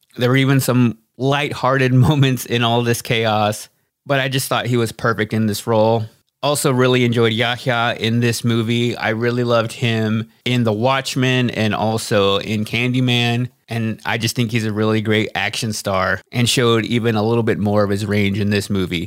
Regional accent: United States; me being American

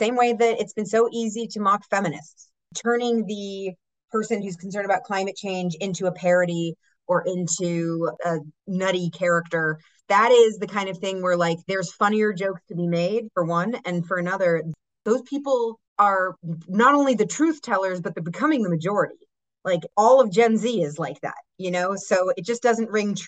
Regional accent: Massachusetts, United States; I'm from Massachusetts

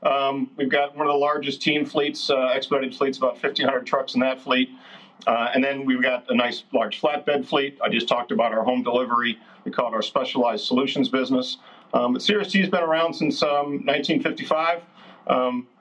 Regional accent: Iowa, United States; Hey, well, I'm an Iowan, but, you know, I'm over in Wisconsin today

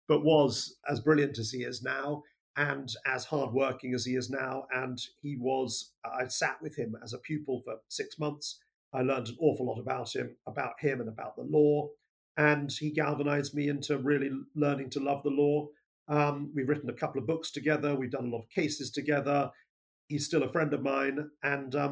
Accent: Colchester, East of England, United Kingdom; moved away as an adult; also born or lived in Bristol; I was born in England's greatest county, Essex, and England's greatest town, now city, Colchester, and was brought up in Essex for a period of time. Went to a school in Colchester

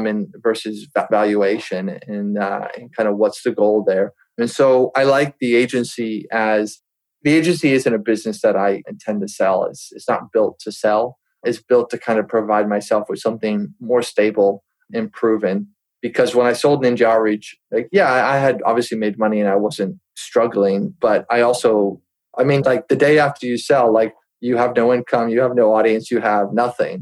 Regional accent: United States; I'm used to as an American

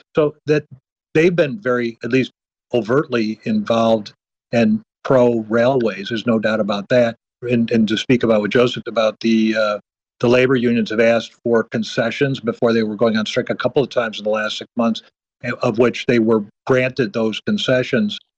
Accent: Midwest, United States; I'm, I'm a Midwesterner

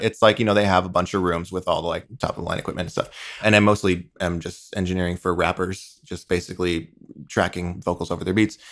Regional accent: eastern Long Island, New York, United States; born and raised on eastern Long Island, just shy of the Hamptons

